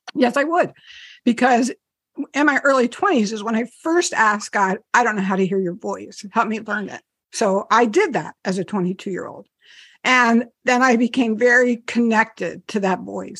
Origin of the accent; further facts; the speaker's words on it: New Jersey, United States; I'm from New Jersey.